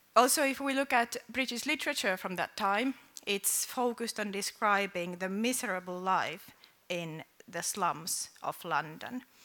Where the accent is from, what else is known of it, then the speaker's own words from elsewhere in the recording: Finland; I come from Finland